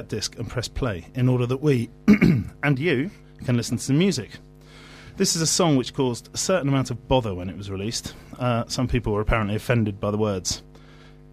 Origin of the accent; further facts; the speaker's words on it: Sidmouth, South West England, United Kingdom; I'm from Sidmouth in Devon.